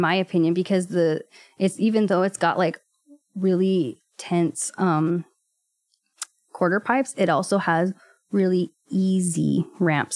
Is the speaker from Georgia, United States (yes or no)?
no; Watsonville, California, United States; also born or lived in Gilroy / Salinas; I grew up in Watsonville, actually, and then my family moved to Gilroy when I was about seventeen